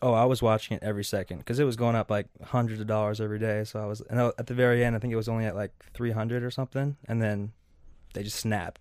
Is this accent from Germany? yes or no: no; Seattle, Washington, United States; moved away as an adult; now in Minnesota, United States; I came over from Seattle. That's where I was born and raised.